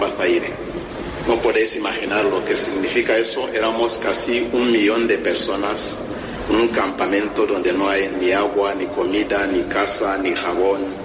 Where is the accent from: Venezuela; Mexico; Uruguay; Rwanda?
Rwanda; Spanish is a second language; moved away as an adult; also born or lived in Democratic Republic of the Congo / Central African Republic / Spain; ser sacerdote en mi país, Ruanda